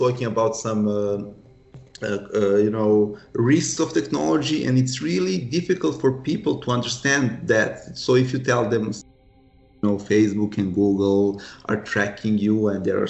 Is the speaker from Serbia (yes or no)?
yes; Serbia; we are from Serbia, non-EU country